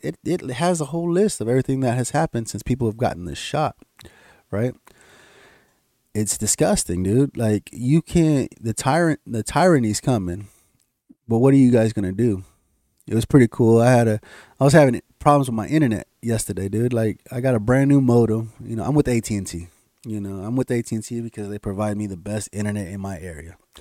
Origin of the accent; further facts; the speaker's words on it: United States; I'm an American citizen